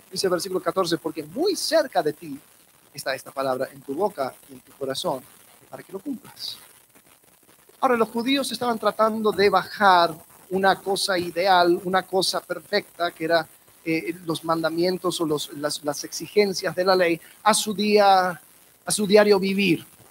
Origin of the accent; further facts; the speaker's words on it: Miami, Florida, United States; De donde soy, Miami, hay una, hay una sección de muchos judíos ortodoxos